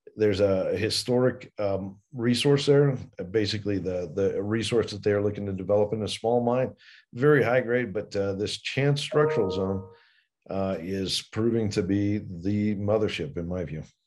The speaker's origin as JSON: {"language": "English", "region": "Colorado", "country": "United States", "tie": "born or raised there", "said": "I grew up partly here in Colorado"}